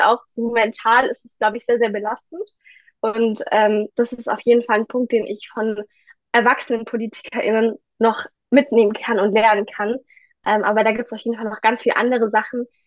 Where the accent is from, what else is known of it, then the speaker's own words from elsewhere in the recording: Ditzingen, Baden-Württemberg, Germany; ich bin 17 Jahre alt und ich komme aus Ditzingen